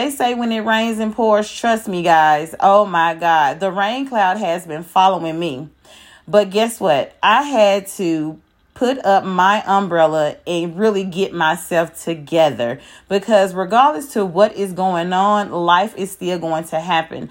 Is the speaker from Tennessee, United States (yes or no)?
yes; Memphis, Tennessee, United States; I am from Memphis.